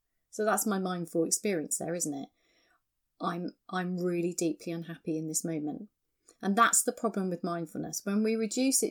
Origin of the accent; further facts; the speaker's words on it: England, United Kingdom; that's just how we are as English people